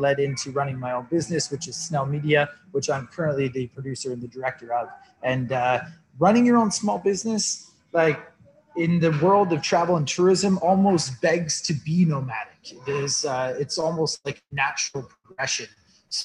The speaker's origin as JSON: {"language": "English", "town": "Toronto", "region": "Ontario", "country": "Canada", "also_born_or_lived": "Canadian Rocky Mountains", "moved": "as an adult", "said": "I'm from Toronto, Canada. However, I haven't lived in Toronto for about 12 years now."}